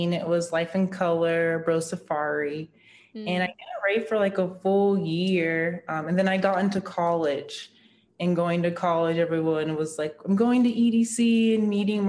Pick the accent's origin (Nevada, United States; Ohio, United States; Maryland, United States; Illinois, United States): Nevada, United States; Las Vegas; growing up in Vegas, not being 21